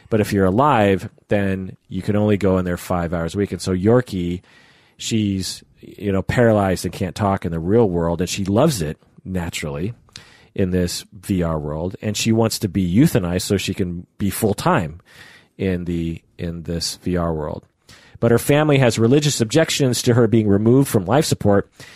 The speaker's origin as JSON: {"language": "English", "town": "Issaquah", "region": "Washington", "country": "United States", "tie": "born or raised there", "said": "I grew up in Issaquah, which, you know, has lakes and stuff"}